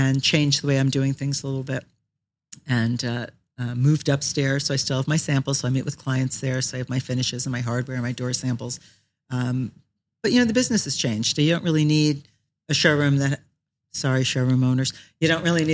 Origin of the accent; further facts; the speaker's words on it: Shark River Hills, New Jersey, United States; also born or lived in Paterson, New Jersey / Florida; born in Paterson, New Jersey and raised in Shark River Hills.